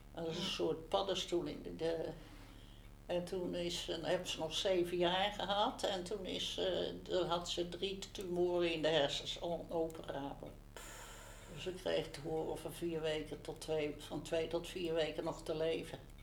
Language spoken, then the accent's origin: Dutch; Utrecht, Netherlands; Ik ben geboren in de Vijgenboomstraat in 1931